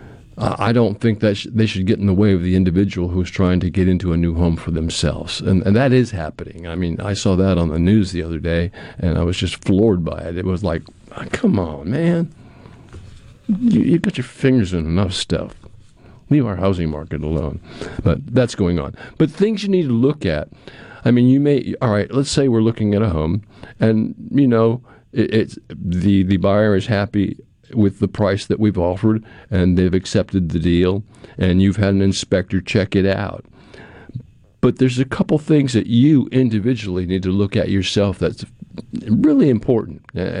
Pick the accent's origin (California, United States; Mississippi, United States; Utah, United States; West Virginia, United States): Mississippi, United States; Pearl; it was a game that Pearl was playing, because I'm from Pearl, and she, of course, is a principal in Pearl